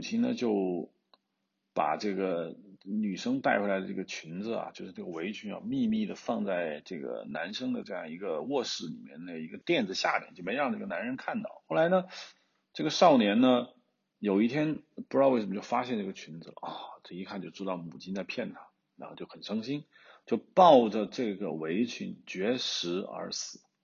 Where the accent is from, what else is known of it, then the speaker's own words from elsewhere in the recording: China; 我们中国人有句老话，好死不如赖活着